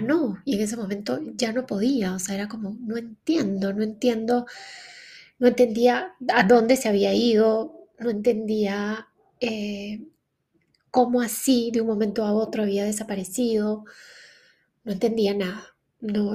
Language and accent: Spanish; Lima, Peru; moved away as an adult; also born or lived in Canada; quiero volver a Lima, quiero volver a Perú, no, este, no quiero que mis, hijos, que mis hijos crezcan acá, lejos de la familia